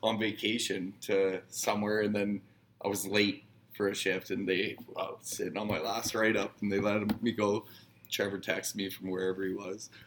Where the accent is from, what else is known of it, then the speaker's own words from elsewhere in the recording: Northern Saskatchewan, Canada; I'm from Northern Sasky.